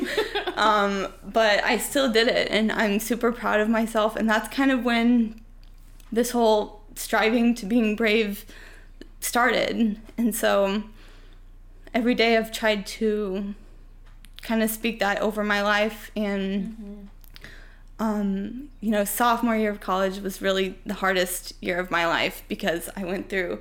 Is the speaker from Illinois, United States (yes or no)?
yes; Urbana, Illinois, United States; I grew up in Central Illinois as well. I grew up in Urbana